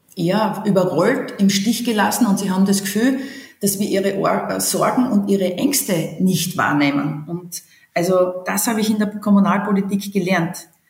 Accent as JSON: {"language": "German", "town": "Hitzendorf", "region": "Styria", "country": "Austria", "tie": "born or raised there", "said": "meiner Heimatgemeinde, Marktgemeinde Hitzendorf"}